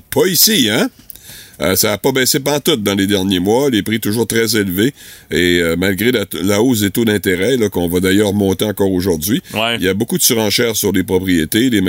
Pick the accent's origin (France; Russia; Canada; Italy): Canada; Rimouski, Quebec; vivre chez nous à Rimouski